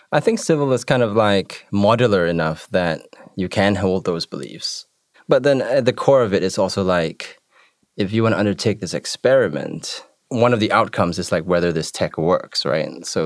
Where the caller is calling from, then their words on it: Montevideo, Uruguay; speaking from Montevideo, Uruguay.